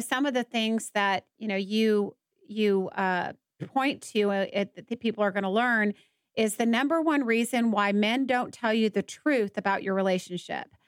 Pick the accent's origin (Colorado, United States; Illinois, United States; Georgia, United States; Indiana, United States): Georgia, United States; Atlanta; now in Dallas, United States; I'm from Atlanta, and I've I grew up on the East Coast